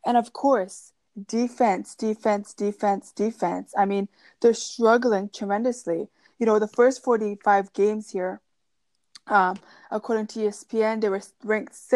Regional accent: Canada; as a Canadian girl

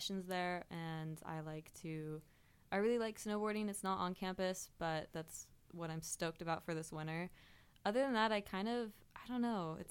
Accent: Wallace, Idaho, United States; I'm from Wallace, Idaho, which is known as the center of the universe

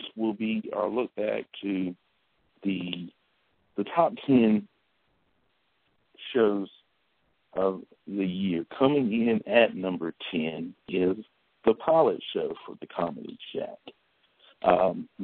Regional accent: Macon, North Carolina, United States; my hometown, Macon, North Carolina, turning 100 years old

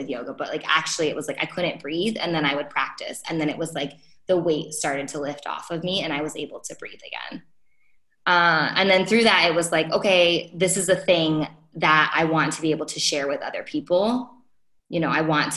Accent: Rochester, New York, United States; moved away as an adult; I'm from Rochester

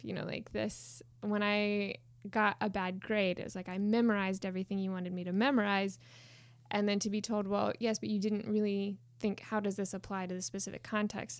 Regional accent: Winchester, Indiana, United States; moved away as an adult; now in Belfast, United Kingdom; I grew up in Winchester, Indiana, not too far from here

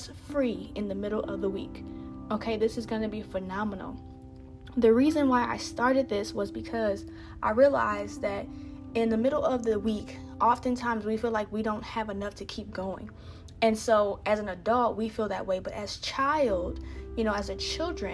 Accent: Indiana, United States; now in Texas, United States; I'm from Indiana

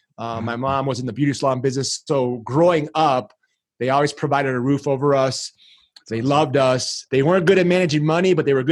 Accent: Chicago, Illinois, United States; first language Greek; English is a second language; moved away as an adult; also born or lived in Greece / San Diego; I was originally born and raised in Chicago. Come from an awesome Greek family, Greek background. My parents are immigrants.

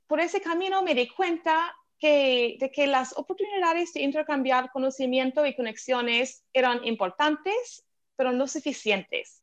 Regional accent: Philadelphia, Pennsylvania, United States; Spanish is a second language; moved away as an adult; also born or lived in San Francisco; tengo un acento un poco diferente, es que soy estadounidense, crecí en Filadelfia

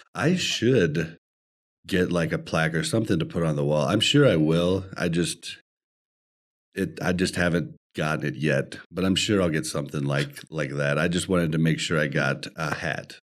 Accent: Kansas City, Missouri, United States; now in Denver, United States; we are in Denver, but we were born and bred in Kansas City

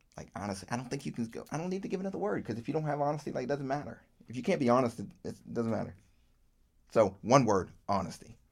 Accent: Virginia, United States; I grew up in Virginia

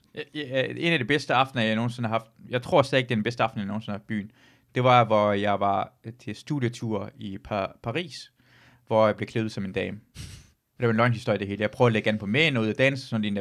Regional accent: Løgstør, North Denmark Region, Denmark; jeg er fra Luxstør

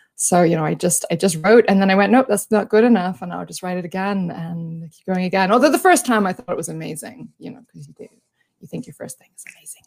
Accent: Australia; accent: Australian; I am an Australian. If you can't tell by the accent

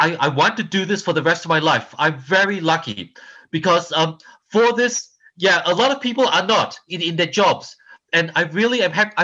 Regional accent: Australia; moved away as an adult; also born or lived in Malaysia; now in Los Angeles, United States; I've lived here much longer than I have in Australia, where I'm from. And I'm a first generation Australian. I was born in Malaysia

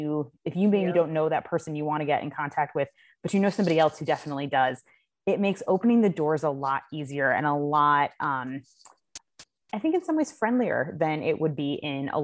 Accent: Clifton Park, New York, United States; also born or lived in Washington, D.C.; I grew up here, and I'm from Clifton Park originally.

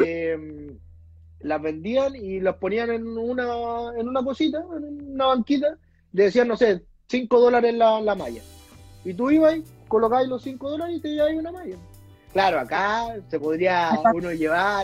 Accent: Chile; also born or lived in New Zealand; soy chileno

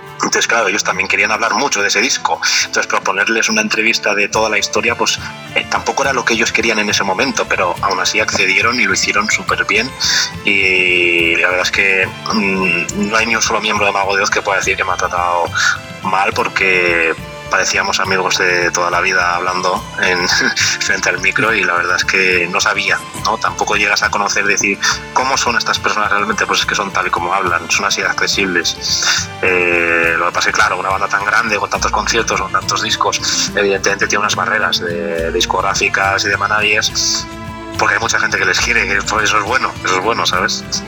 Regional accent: Valencian Community, Spain; yo soy valenciano de, esta región de España

